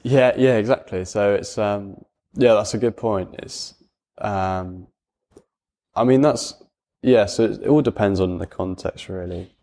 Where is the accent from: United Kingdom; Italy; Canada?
United Kingdom; Gloucestershire, South West England; I also went to a comprehensive school, um, in Cirencester, just, uh, fifteen minutes away from where I live.